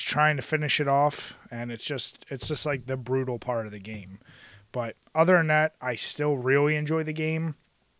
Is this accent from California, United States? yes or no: no; Philadelphia, Pennsylvania, United States; growing up in Philly